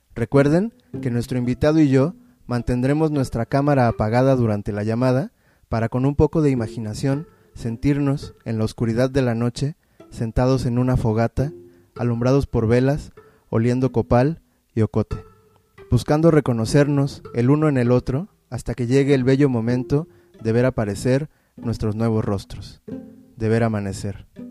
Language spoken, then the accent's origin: Spanish; Veracruz, Mexico; nosotros venimos de Veracruz